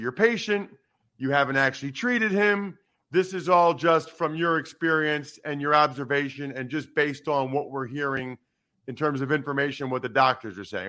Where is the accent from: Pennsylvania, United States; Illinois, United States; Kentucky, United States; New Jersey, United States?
Pennsylvania, United States; Wyomissing; my hometown of Wyomissing, Pennsylvania